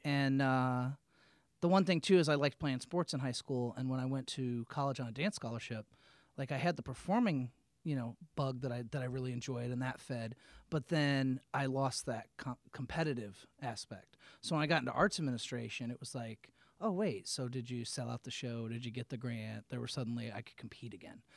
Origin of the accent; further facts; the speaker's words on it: Peoria, Illinois, United States; moved away as an adult; also born or lived in New York City / Long Island; now in Lansing, United States; growing up in Peoria